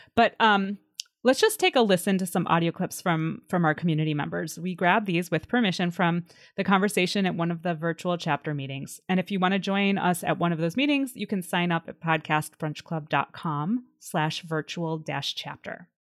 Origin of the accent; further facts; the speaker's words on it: Illinois, United States; moved away as an adult; also born or lived in Washington, D.C.; I grew up in in Illinois, and then when I was in my early twenties after college, I moved to DC